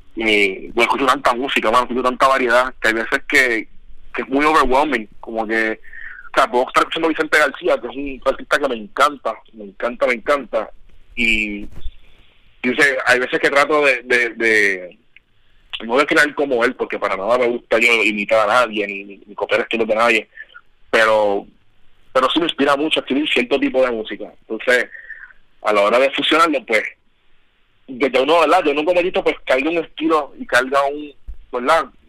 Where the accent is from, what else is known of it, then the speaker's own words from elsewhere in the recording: Ponce, Puerto Rico; now in United States; yo soy del Polo de Ponce